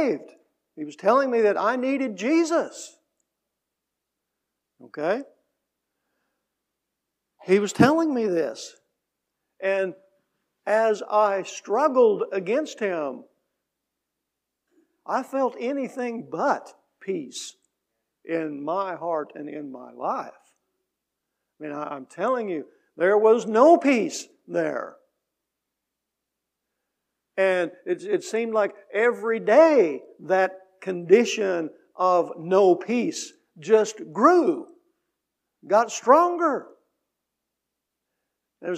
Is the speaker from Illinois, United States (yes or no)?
yes; Mill Shoals, Illinois, United States; I grew up in the Baptist Church in Mill Shoals.